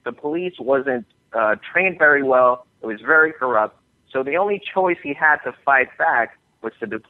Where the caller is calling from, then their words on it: Miami, Florida, United States; I'm calling from Miami, and I'm over here in the Fusion offices.